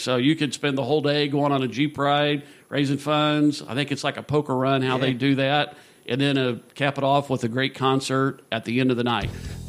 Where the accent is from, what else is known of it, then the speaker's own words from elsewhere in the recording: Danville, United States; I'm from Danville.